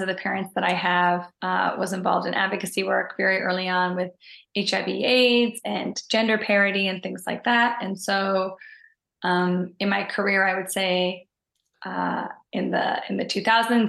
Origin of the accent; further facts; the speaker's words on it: Newfoundland and Labrador, Canada; moved away as an adult; also born or lived in Halifax, Nova Scotia; now in Toronto, Canada; I'm originally from Newfoundland, Canada